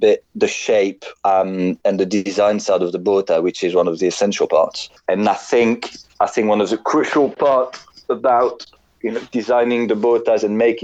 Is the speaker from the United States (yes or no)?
no; France; moved away as an adult; now in London, United Kingdom